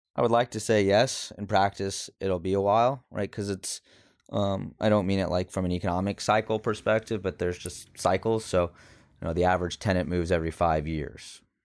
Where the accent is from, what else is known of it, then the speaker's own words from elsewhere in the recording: Houston, Texas, United States; accent: neutral; I grew up in Houston